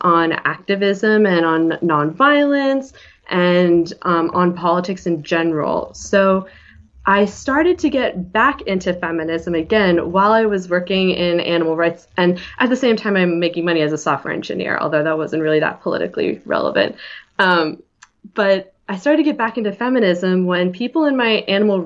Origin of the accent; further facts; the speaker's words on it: Philadelphia, Pennsylvania, United States; also born or lived in Ithaca, New York; I'm from Philly, and I went to school up at Ithaca, New York